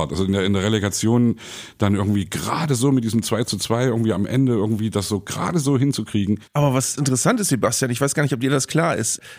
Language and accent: German; East Germany, Germany; bin irgendwie als Kind, ein Kumpel war eben da Leverkusen-Fan, ich bin da irgendwie reingerutscht, als Ossi sozusagen, ja.